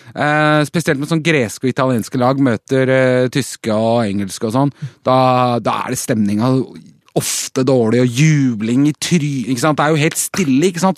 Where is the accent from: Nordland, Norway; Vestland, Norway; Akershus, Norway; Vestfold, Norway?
Akershus, Norway; Bærum; Kolsås i Bærum, der jeg vokste opp